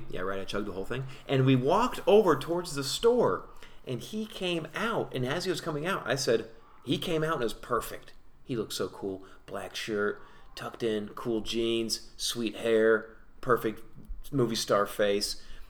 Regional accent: Texas, United States; now in Los Angeles, United States; I am from Texas.

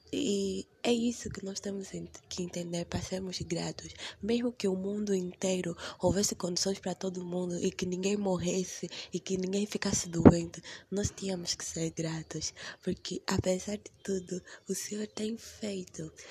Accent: Angola; sou de Angola, vivo em Luanda, na capital

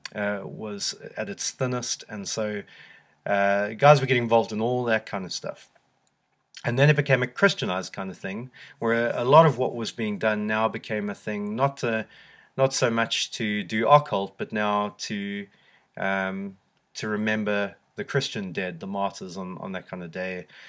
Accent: South Africa; now in United Kingdom; growing up in South Africa

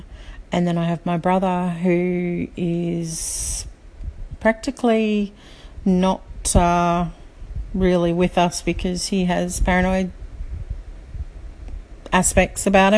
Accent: Australia; also born or lived in Sydney; now in Brisbane, Australia; So I'm from Australia, if you haven't already guessed, currently living in Brisbane. And I think what for me happened is in 2013 was our move from Sydney to Brisbane.

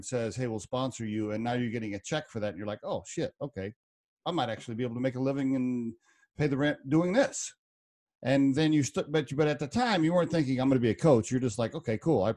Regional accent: Oklahoma, United States; now in Colorado, United States; I grew up in Oklahoma

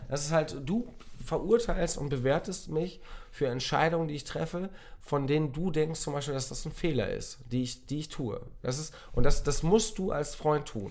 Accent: near Otterndorf, Lower Saxony, Germany; ich komme aus der Nähe, also ich bin geboren in der Nähe von Otterndorf.

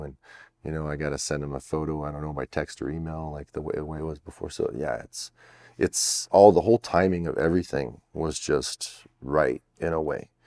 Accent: Canada; I'm French Canadian

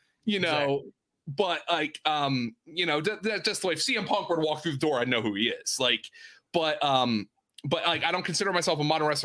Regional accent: Easton, Pennsylvania, United States; moved away as an adult; now in Greenville, United States; I grew up in Easton.

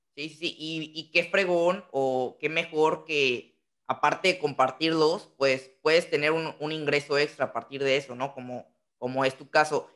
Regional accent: Tampico, Tamaulipas, Mexico; Yo soy de, Tamaulipas, entonces somos, ah. estamos colindando en, en estados de Tampico

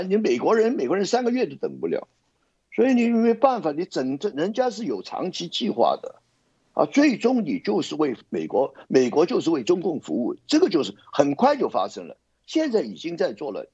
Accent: Hong Kong; 我们香港人

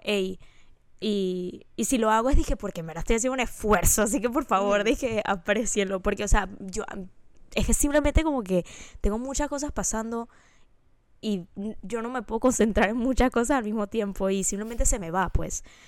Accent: Panama; moved away as an adult; now in United States; cuando yo me fui de Panamá, yo todavía tengo un grupo de amigas

